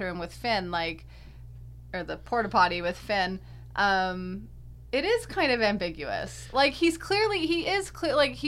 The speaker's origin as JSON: {"language": "English", "country": "Canada", "moved": "yes", "lives_now": "New York, United States", "said": "We're from Canada. But we live in New York."}